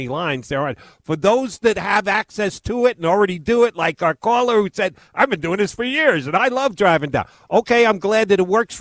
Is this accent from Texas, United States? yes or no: no; Yonkers, New York, United States; I grew up in New York City, just outside, first suburb outside Yonkers.